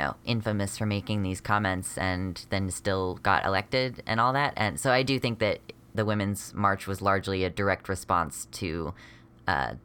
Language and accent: English; United States; I am an American genderqueer transmasculine-ish person.